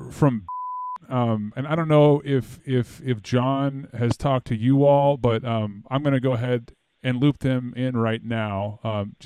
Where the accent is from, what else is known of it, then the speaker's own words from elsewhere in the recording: Los Angeles, California, United States; I'm from Los Angeles